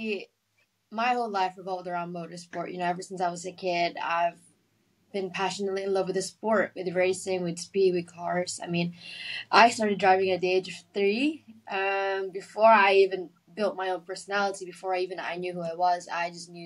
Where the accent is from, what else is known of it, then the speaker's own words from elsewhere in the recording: Philippines; growing up in the Philippines